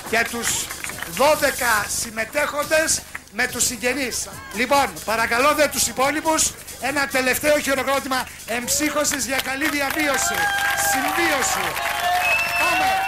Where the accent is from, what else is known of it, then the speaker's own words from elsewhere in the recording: Nea Nikomideia, Central Macedonia, Greece; είμαι 30 χρονών και είμαι από τη Νέα Νικομίδια Εμαθίας.